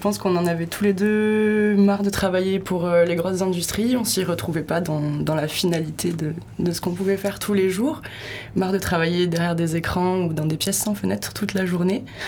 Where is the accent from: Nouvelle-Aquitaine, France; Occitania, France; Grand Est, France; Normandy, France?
Nouvelle-Aquitaine, France; Pau; now in Hossegor, France; j'ai grandi à Pau et j'ai passé tous mes étés ici